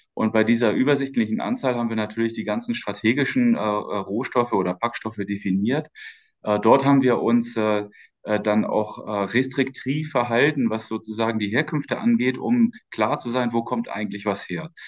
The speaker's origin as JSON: {"language": "German", "region": "Schleswig-Holstein", "country": "Germany", "tie": "born or raised there", "also_born_or_lived": "Osnabrück / Stuttgart / Berlin / Santiago de Compostela", "moved": "as an adult", "said": "Und dann sind meine Eltern nach Schleswig-Holstein gezogen, in den schönen Norden. Mhm. Äh, und ähm, äh, dort bin ich aufgewachsen, habe dort mein Abitur gemacht"}